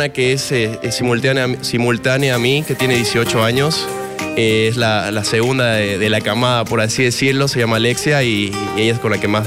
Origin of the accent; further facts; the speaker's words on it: Cochabamba, Bolivia; also born or lived in Tarija / Santa Cruz; No, amo todo Bolivia, así que, no podría escoger un, solo lugar. La verdad es que he sido muy feliz en, Cochabamba. También viví en Tarija y, en Santa Cruz